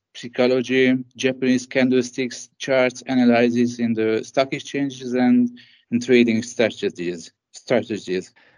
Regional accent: Debrecen, Hajdú-Bihar, Hungary; also born or lived in Budapest; I grew up in the second largest city of Hungary.

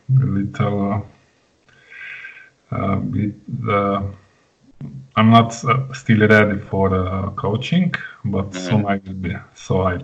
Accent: Slovenia; I'm from Slovenia.

